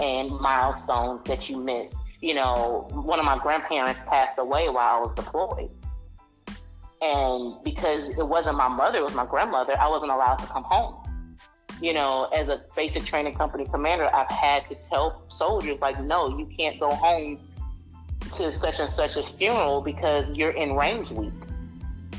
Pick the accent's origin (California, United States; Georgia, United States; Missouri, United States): Missouri, United States; St. Louis; moved away as an adult; me growing up in St. Louis